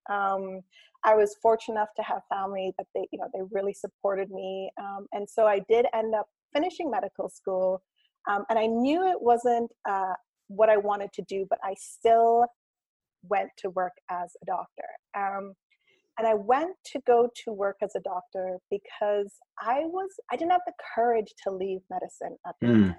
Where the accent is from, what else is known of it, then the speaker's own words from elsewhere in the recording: Cayman Islands; also born or lived in Canada / Ireland; my family moved to the Cayman Islands. And that's where I kind of grew up. It's where I consider home.